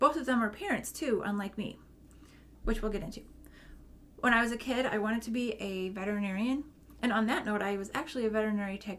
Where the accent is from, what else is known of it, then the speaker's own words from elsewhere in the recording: St. Louis, Missouri, United States; I was born in St. Louis, Missouri in 1981